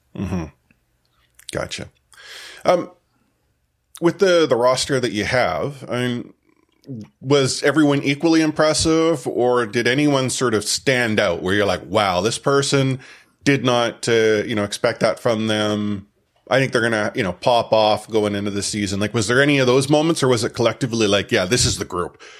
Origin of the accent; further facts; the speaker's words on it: Canada; myself and …, we're Canadian